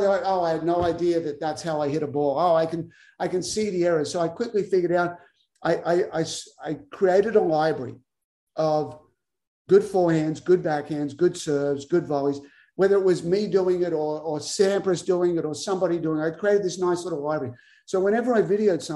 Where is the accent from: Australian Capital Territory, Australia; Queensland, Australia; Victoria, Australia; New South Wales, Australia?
New South Wales, Australia; Albury; moved away as an adult; also born or lived in Tulsa, Oklahoma / Waco, Texas; started my own academy at the Wodonga Tennis Center, which is close to my hometown of Albury.